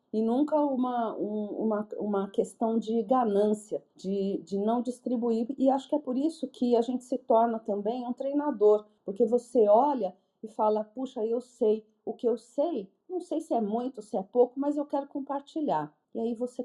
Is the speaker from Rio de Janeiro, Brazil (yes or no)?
no; São Paulo, Brazil; eu nasci na ZL.